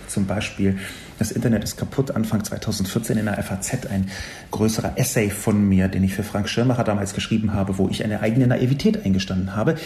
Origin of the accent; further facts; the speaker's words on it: Berlin, Germany; ich bin in West-Berlin aufgewachsen, im amerikanischen Sektor